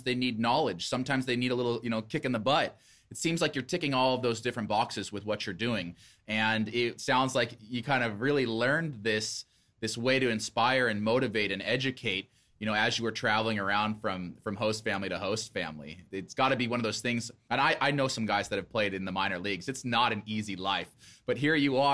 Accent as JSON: {"language": "English", "town": "Boise", "region": "Idaho", "country": "United States", "tie": "born or raised there", "said": "I grew up in Boise"}